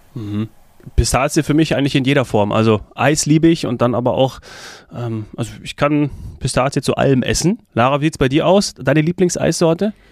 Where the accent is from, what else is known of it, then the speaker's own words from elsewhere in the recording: Munich, Bavaria, Germany; mich als Münchner